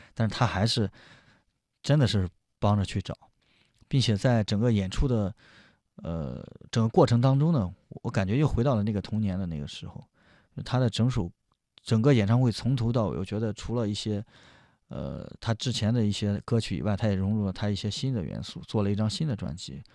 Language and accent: Chinese; Jinan, Shandong, China; moved away; 我回我的老家济南